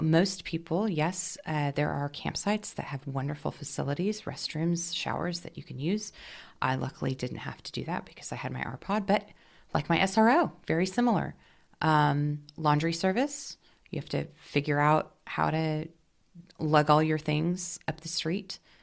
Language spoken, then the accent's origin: English; Washington, United States; moved away as an adult; also born or lived in New York City; where I was from where I was raised in the Northwest in Washington State